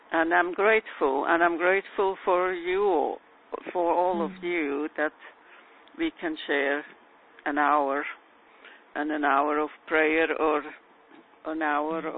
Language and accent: English; New York City, New York, United States; I'm from New York City